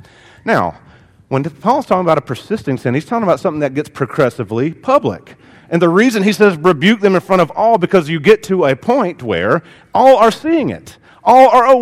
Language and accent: English; the South, United States; I grew up in the South, and in the South, it is a shame and honor culture